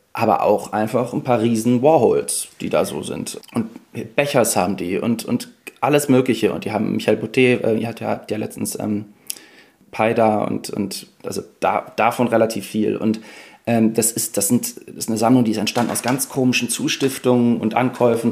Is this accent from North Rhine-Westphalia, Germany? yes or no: yes; near Cologne, North Rhine-Westphalia, Germany; ich komme ja aus der Nähe von Köln